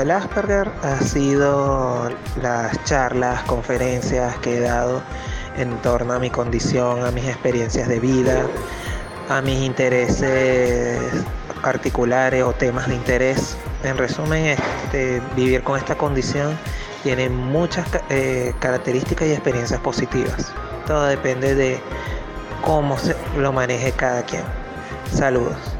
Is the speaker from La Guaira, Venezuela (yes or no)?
yes; La Guaira, Venezuela; soy de La Guaira, Estado Vargas, La Guaira.